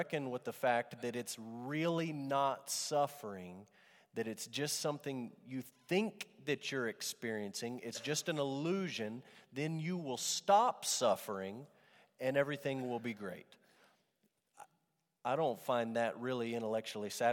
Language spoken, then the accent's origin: English; Amarillo, Texas, United States; growing up in Amarillo Trinity Baptist Church